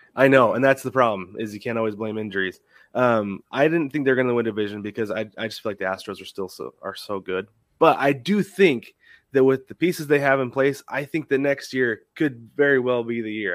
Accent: Portland, Oregon, United States; now in Arizona, United States; I'm from Portland originally. Right now, I live in Arizona

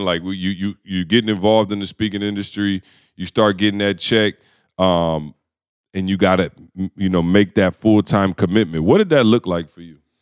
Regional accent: Lansing, Michigan, United States; growing up in Lansing, Michigan, obviously the automotive industry was everything.

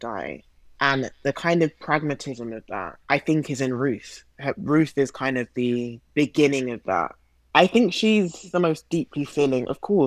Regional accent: London, United Kingdom; accent: British; growing up in London in the 21st century

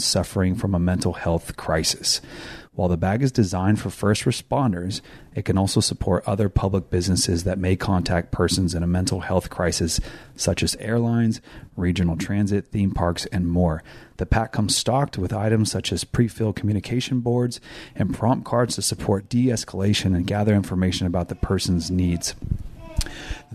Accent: Elk Grove, California, United States; born or raised there

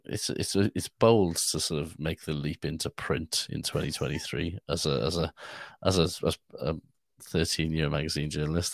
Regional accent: Wales, United Kingdom; I'm from Cymru

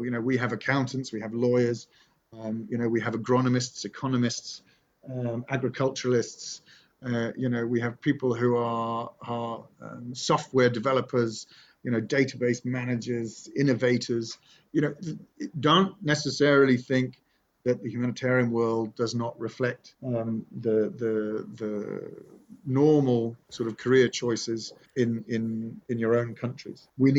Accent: Nottingham, East Midlands, United Kingdom; born there; You're in Sherwood Forest. I was born in Sherwood. I was born in Nottingham.

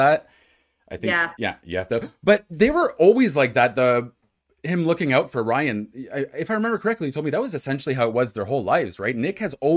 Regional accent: Ottawa, Ontario, Canada; moved away as an adult; now in Montreal, Canada; I'm from Ottawa, so which is obviously in Ontario

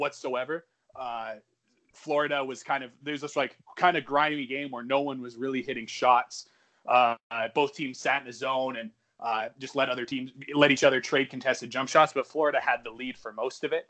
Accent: Edmonton, Alberta, Canada; my my hometown of Edmonton, Alberta, in Western Canada

